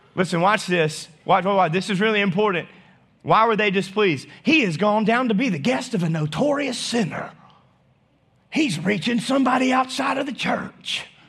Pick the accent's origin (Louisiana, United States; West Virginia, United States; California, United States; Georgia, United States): Louisiana, United States; North; moved away; also born or lived in Arkansas; I'm still from North Louisiana.